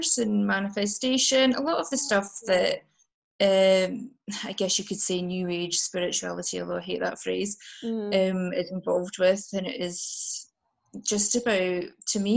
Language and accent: English; Highlands of Scotland, United Kingdom; moved away as an adult; now in Glasgow, United Kingdom; I grew up in the Highlands of Scotland